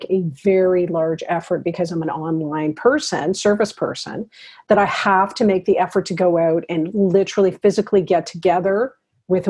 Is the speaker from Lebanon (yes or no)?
no; Toronto, Ontario, Canada; moved away as an adult; now in Ottawa, Canada; I'm from Toronto, so I had my old friends